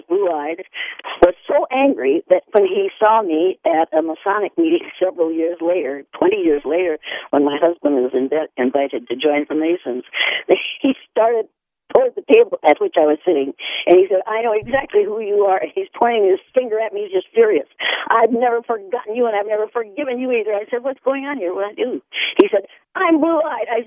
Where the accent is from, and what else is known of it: Iowa, United States; born or raised there